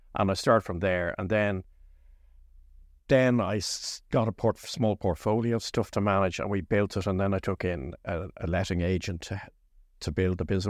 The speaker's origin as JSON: {"language": "English", "town": "Lucan", "region": "Leinster", "country": "Ireland", "tie": "born or raised there", "said": "I grew up in Lucan when Lucan was a village."}